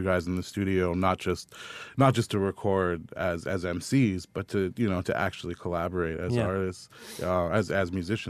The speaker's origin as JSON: {"language": "English", "town": "Toronto", "region": "Ontario", "country": "Canada", "tie": "born or raised there", "said": "growing up in Toronto"}